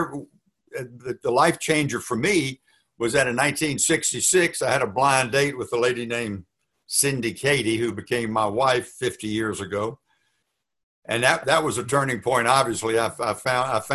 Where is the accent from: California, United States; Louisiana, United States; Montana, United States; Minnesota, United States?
Louisiana, United States; Baton Rouge; moved away as an adult; also born or lived in Dallas; I had an idyllic childhood. I was raised by two Christian parents who, the salt of the earth. I was born in Baton Rouge, Louisiana.